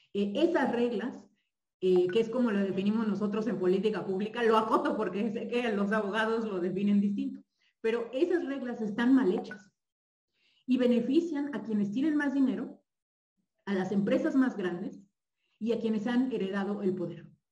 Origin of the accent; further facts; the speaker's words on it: Mexico; un país con tantos privilegios como el nuestro